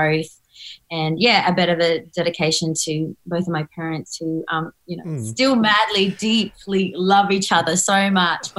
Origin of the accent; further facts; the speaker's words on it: Northern Territory, Australia; I grew up painting in the Northern Territory